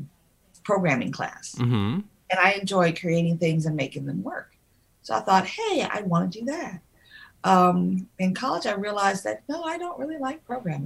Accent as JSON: {"language": "English", "town": "Cleveland", "region": "Ohio", "country": "United States", "moved": "yes", "said": "I'm originally from Cleveland, Ohio."}